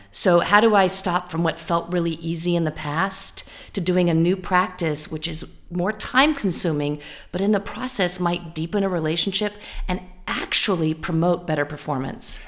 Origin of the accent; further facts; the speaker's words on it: California, United States; I'm from California